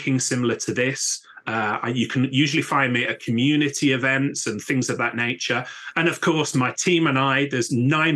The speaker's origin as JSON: {"language": "English", "town": "Birmingham", "region": "West Midlands", "country": "United Kingdom", "tie": "born or raised there", "moved": "yes", "lives_now": "Newcastle upon Tyne, United Kingdom", "said": "my hometown of Birmingham, my adopted hometown of Newcastle upon Tyne, UK"}